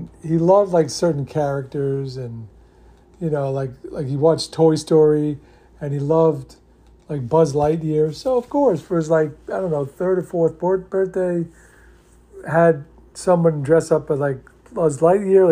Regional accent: New York, United States; I grew up in New York

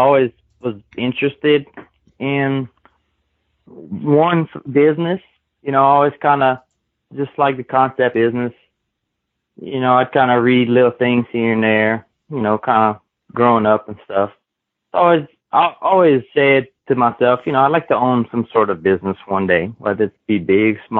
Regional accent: Kaplan, Louisiana, United States; I'm born and raised in Kaplan, Louisiana, which is South Louisiana

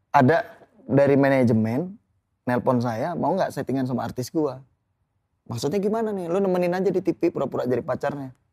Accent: Lampung, Indonesia; dari ya emang di kampung saya lingkungannya ganja sabu itu emang emang lumrah gitu loh. Hmm. Di pergaulan di situ di Lampung tuh kayak kayak beli kacang

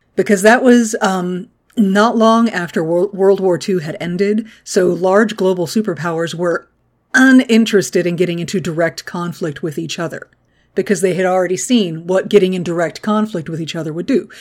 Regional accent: the American South, United States; I grew up in the American South

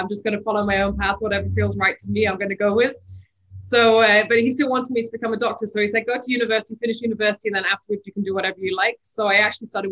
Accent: Bahrain; I grew up in Bahrain in the Middle East.

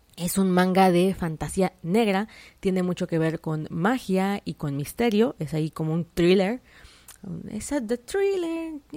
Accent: Mexico; yo soy de México

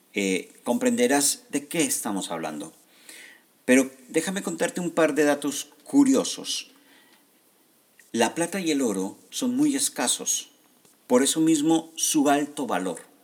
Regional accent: Colombia; gente como yo, que somos de Colombia

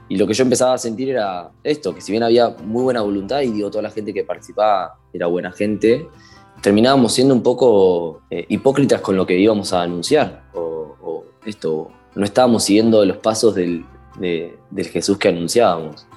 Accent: Castelar, Buenos Aires Province, Argentina; tengo 24 años, soy de Castelar

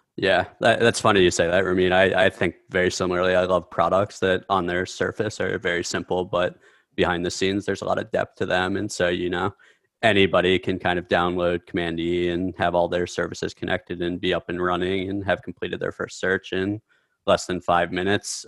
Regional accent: Midwest, United States; I grew up in the Midwest

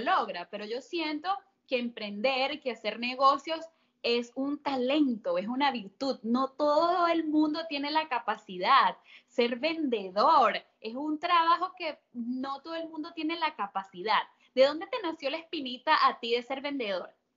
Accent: Venezuela; moved away as an adult; nosotras somos venezolanas

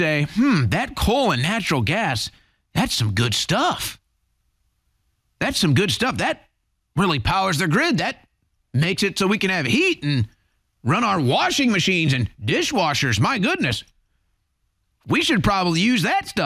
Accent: St. Louis, Missouri, United States; now in Austin, United States; I grew up in St. Louis, Missouri

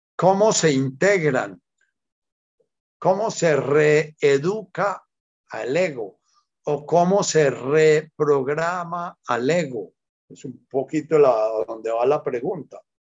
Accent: Buga, Valle del Cauca, Colombia; desde que era chiquitico me crié en Buga

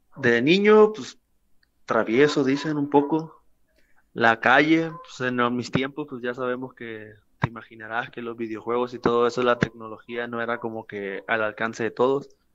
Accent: Mazatlán, Sinaloa, Mexico; also born or lived in Coyotitán, Sinaloa / Culiacán; mi infancia en Coyotitán fueron los primeros tres años que no lo recuerdo, después aquí en Mazatlán y desde entonces aquí en la ciudad

